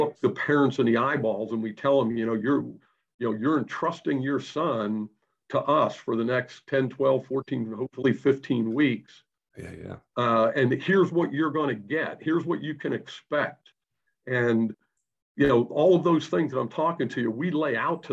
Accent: Pittsburgh, Pennsylvania, United States; moved away; I'm originally from Pittsburgh, Pennsylvania.

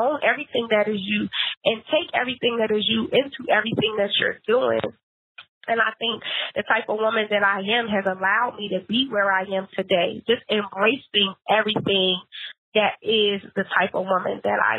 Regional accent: Philadelphia, Pennsylvania, United States; because I'm a little hood, because I'm from Philly, you know.

